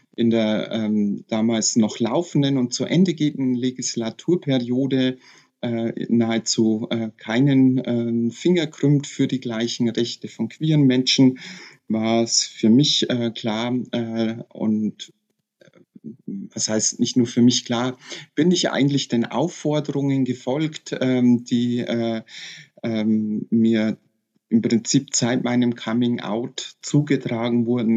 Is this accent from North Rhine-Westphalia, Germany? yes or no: no; Bavarian Forest, Germany; ich bin in Badischen Wald geboren und aufgewachsen